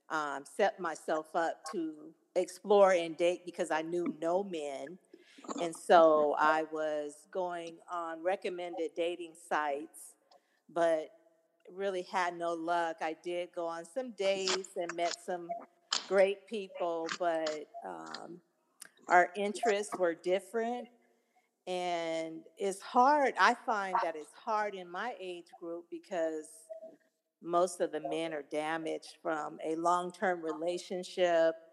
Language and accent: English; Seattle, Washington, United States; now in Houston, United States; I'm from Seattle, Washington. I moved to Houston, Texas a year and a half ago